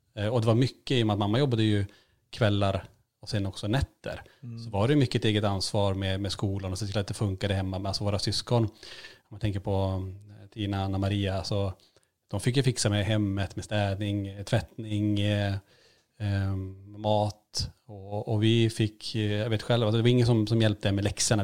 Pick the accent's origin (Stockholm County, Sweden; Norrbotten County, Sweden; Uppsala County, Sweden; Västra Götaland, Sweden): Norrbotten County, Sweden; Kiruna; moved away; Vi, vi föddes ju i Kiruna med sex års mellanrum